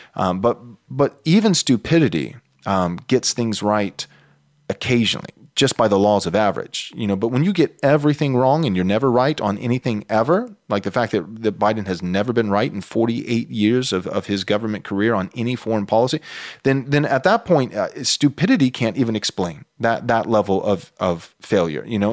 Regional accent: United States; as an American who's not in Ukraine

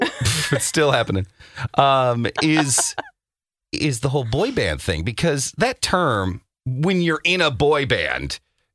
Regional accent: Orlando, Florida, United States; growing up in Orlando, Florida

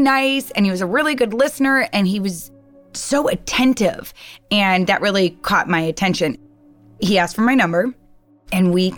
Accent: East Detroit, Michigan, United States; moved away; I'm originally from East Detroit, Michigan

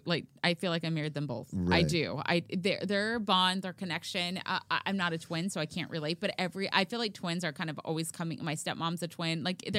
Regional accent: Oahu, Hawaii, United States; born there; I'm, you know, growing up, I thought I was Hawaiian, but clearly I'm

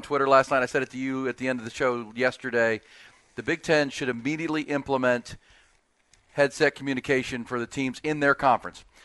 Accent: Ohio, United States; I'm from Ohio.

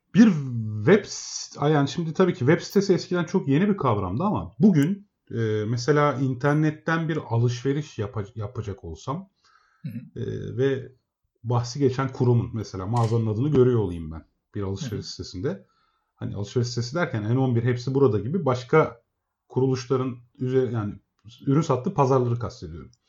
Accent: Emirdağ, Afyonkarahisar, Turkey; Emirdağ, Afyon Emirdağlıyım ben.

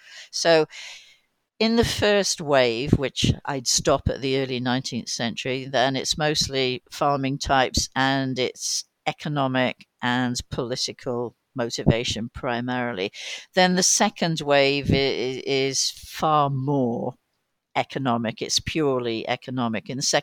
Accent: Wales, United Kingdom; I'm not going to put my hand up and say I'm from Wales, because they just won't have heard of Wales.

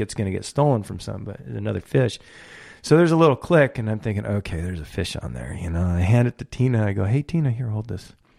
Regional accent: Port Hueneme, California, United States; I grew up in Ventura County, I grew up on, in a beach community called Port Wayneeme.

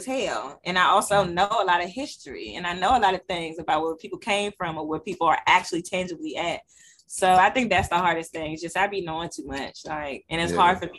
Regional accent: Washington, District of Columbia, United States; born and raised in Southeast.

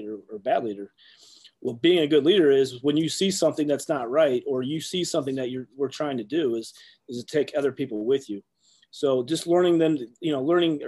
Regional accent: Ohio, United States; growing up in Ohio, like kids like us, you know, we're always Buckeyes through and through

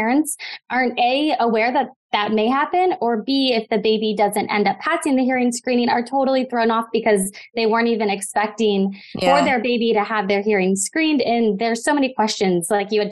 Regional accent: Midwest, United States; moved away as an adult; also born or lived in Southern California; now in Los Angeles, United States; I grew up in the Midwest and have been out in Southern California for the last 5 years.

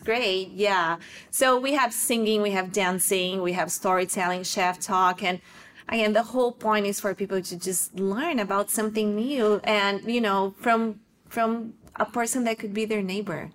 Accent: South Region, Brazil; moved away as an adult; I was born and raised in Brazil in the south of Brazil.

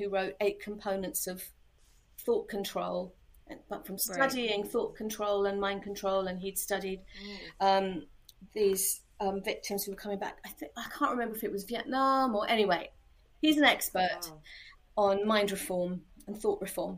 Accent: London, United Kingdom; moved away as an adult; now in Cheltenham, United Kingdom; I grew up in London, and a lot of my family still live there.

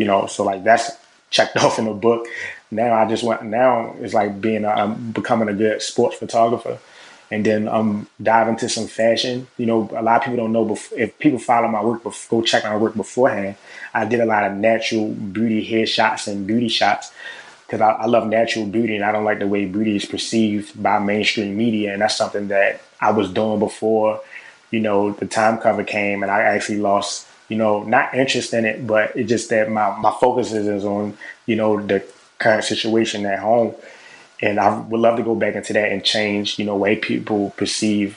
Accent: Baltimore, Maryland, United States; I'm from Baltimore.

